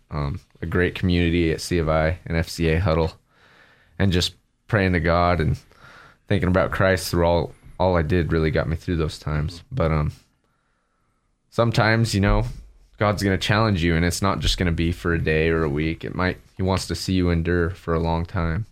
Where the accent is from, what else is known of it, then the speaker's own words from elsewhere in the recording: Riggins, Idaho, United States; also born or lived in Nampa, Idaho / Middleton, Idaho; family moved up there. And that's where I spent the rest of my childhood and high school